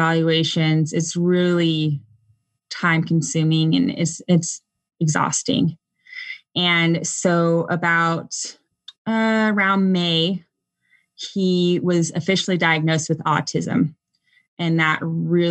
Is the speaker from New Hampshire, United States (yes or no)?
no; Southern California, United States; also born or lived in Texas; now in Durham, North Carolina, United States; I grew up in Southern California, then moved to Texas, and then moved to North Carolina.